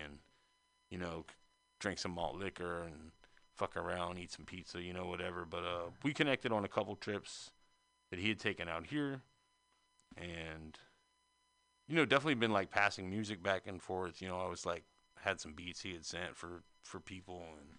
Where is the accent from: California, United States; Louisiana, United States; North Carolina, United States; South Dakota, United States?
North Carolina, United States; moved away as an adult; now in San Francisco, United States; being that I'm not from San Francisco, you know, I'm from North Carolina, but I've been here since 2005. And even from North Carolina, I was kind of aware of the connection